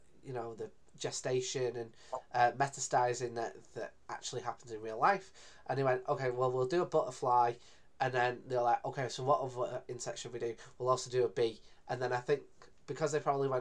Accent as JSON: {"language": "English", "area": "Greater Manchester", "region": "North West England", "country": "United Kingdom", "said": "I'm pretty much from Manchester, even though I'm from the city next door"}